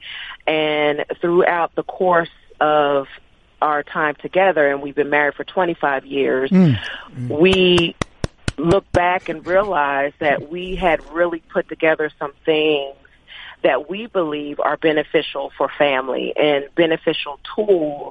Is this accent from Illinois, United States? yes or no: no; Trenton, New Jersey, United States; Troy and I, we're both from Trenton, New Jersey.